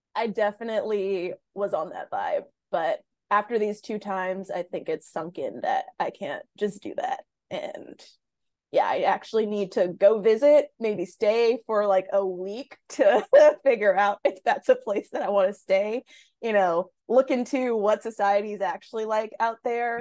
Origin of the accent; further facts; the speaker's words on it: Inglewood, California, United States; also born or lived in Salt Lake City, Utah / New England; I'm from Inglewood, California.